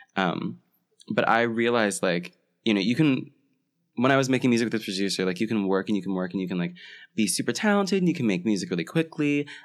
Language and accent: English; Florida, United States; moved away as an adult; I'm from Florida, so I, and I had never seen a winter